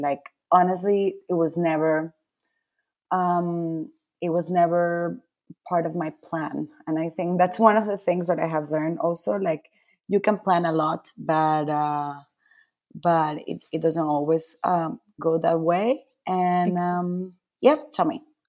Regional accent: Caracas, Capital District, Venezuela; also born or lived in Milan, Italy / Madrid, Spain / Peru; now in New York, United States; I was born and raised in Caracas, in Venezuela.

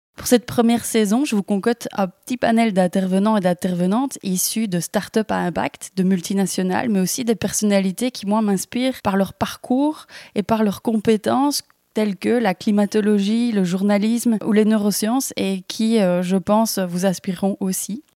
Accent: Belgium; accent: Belgian; je suis belge, si vous demandez euh, d'où vient ce petit accent

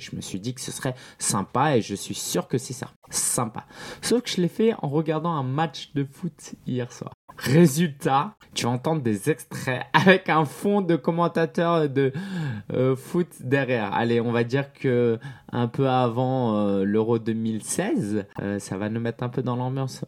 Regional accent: France; also born or lived in China; je suis né en France dans une famille chinoise et en fait à la maison c'était pas mal la Chine

